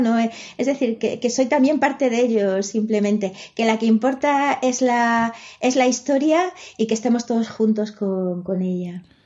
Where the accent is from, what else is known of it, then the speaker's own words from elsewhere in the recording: Galicia, Spain; first language Spanish; la lengua que, eh, que, he hablado desde pequeña es el castellano. El gallego la, he mamado, pero mi familia no era gallego hablante. Yo me hice gallego hablante pues con 12, 13 años